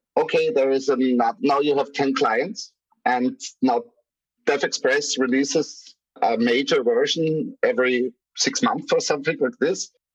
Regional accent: Graz, Styria, Austria; my city, from Graz, from the from my hometown

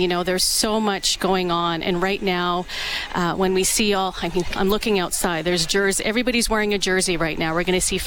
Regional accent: Edmonton, Alberta, Canada; I was born and raised in Edmonton

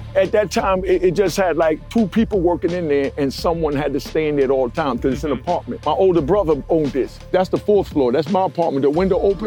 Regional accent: Jamaica; also born or lived in Brooklyn, New York / South Bronx, New York / Harlem, New York; now in New York City, United States; I'm Jamaican

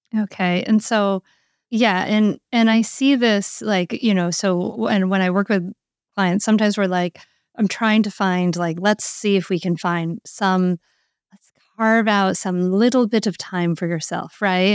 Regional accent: Rhode Island, United States; I grew up on Rhode Island

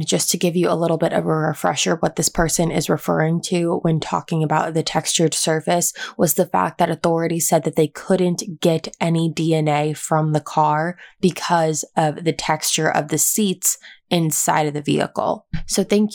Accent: East Coast, United States; now in California, United States; I grew up on the East Coast

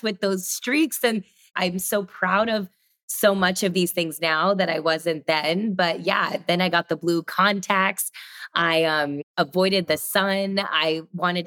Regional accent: Sugar Land, Texas, United States; I grew up in Texas, Sugar Land, a suburb of Houston

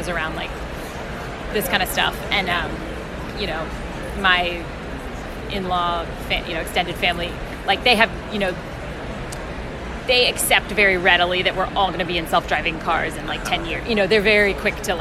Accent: San Francisco, California, United States; I'm from San Francisco

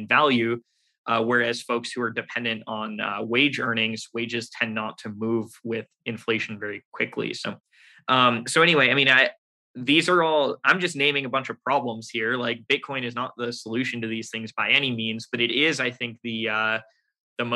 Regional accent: United States; I'm an American. I was born here. I grew up here.

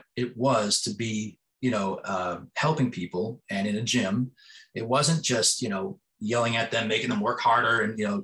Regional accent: East Coast, United States; moved away as an adult; now in West Coast, United States; When I grew up on the East Coast and I came out to the West Coast all those years ago

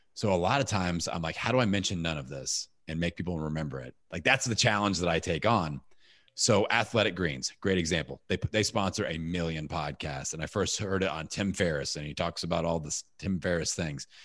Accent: Indiana, United States; I'm from Indiana.

